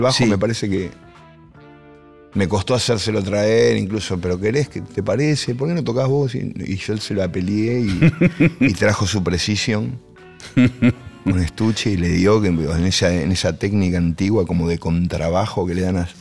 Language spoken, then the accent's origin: Spanish; El Palomar, Buenos Aires Province, Argentina; Yo soy de Palomar